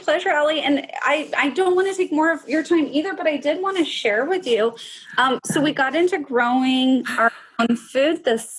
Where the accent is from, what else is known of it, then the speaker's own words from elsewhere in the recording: Pacific Northwest, United States; So my favorite, and I know it's because I'm a product of growing up in the Pacific Northwest, but it is the salmon.